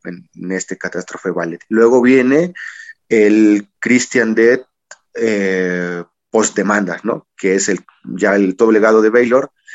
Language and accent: Spanish; Mexico